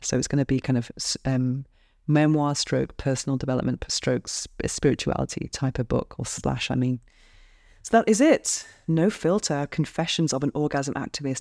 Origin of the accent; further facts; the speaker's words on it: United Kingdom; now in Barcelona, Spain; I'm British, and I live alone in a shoebox penthouse apartment by the beach in Barcelona, Spain.